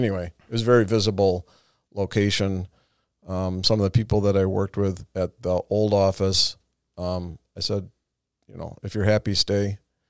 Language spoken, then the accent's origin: English; Madison, Wisconsin, United States; moved away; hometown, my parents still live there